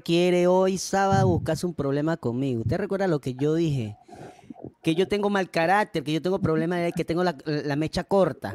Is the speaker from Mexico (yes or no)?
no; Panama; yo soy panameño